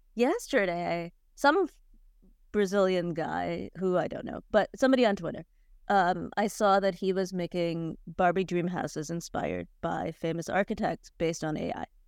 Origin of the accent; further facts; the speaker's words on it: Cleveland, Ohio, United States; I'm from Cleveland